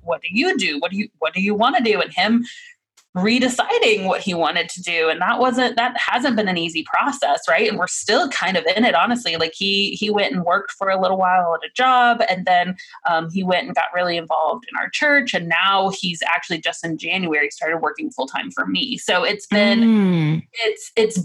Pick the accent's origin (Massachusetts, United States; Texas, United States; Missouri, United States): Missouri, United States; moved away; also born or lived in Virginia / Oklahoma; I'm from Missouri